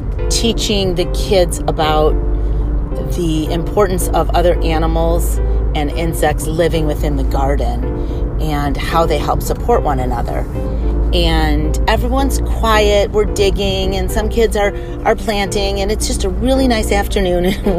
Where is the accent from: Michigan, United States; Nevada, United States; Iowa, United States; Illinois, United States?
Michigan, United States; Livonia; And I grew up in Livonia, which is, if you know Livonia in this area, it's not diverse at all.